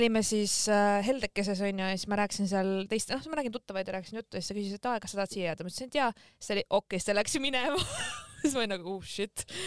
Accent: Estonia; ma ikkagi olen eestlane

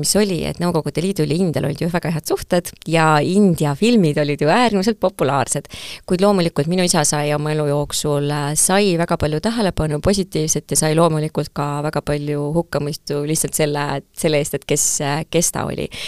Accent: Tartu, Tartu County, Estonia; ma kasvasin väikses Tartus, minu lapsepõlv oli väga õnnelik

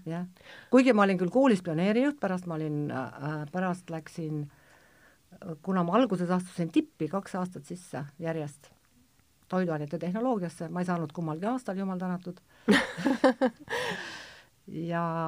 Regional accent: Kohtla-Järve, Ida-Viru County, Estonia; ma olen nagu väiksest peale kuna ma olen Kohtla-Järvelt, siis ma muidugi käisin Pesni Bleski selle tantsuringis

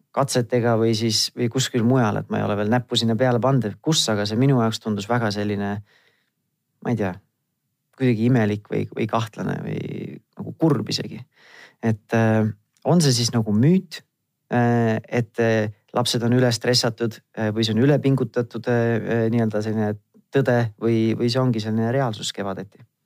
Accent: Tartu, Tartu County, Estonia; mina ise olen Tartust pärit

